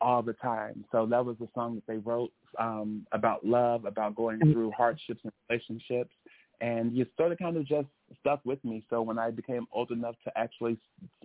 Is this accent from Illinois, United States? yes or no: yes; Chicago, Illinois, United States; now in Los Angeles, United States; I am a Chicago, Illinois ex-resident, but I have transplanted here to L.A.